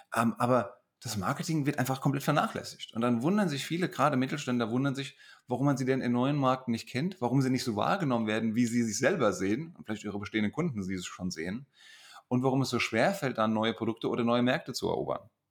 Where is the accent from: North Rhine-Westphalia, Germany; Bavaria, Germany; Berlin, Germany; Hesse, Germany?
Hesse, Germany; accent: Hessian